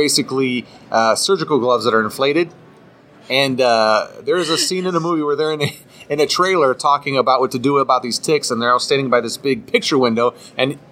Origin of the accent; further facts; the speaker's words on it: Cleveland, Ohio, United States; I grew up also in Cleveland